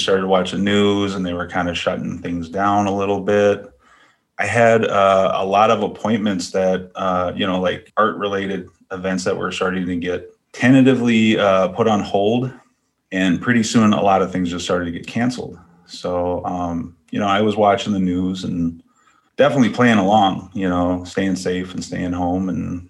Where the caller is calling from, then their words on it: Duluth, Minnesota, United States; I'm tuning in from Duluth, Minnesota.